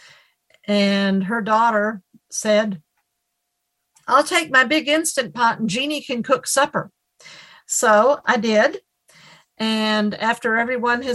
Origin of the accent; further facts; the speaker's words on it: Nashville, Tennessee, United States; I'm from Nashville, Tennessee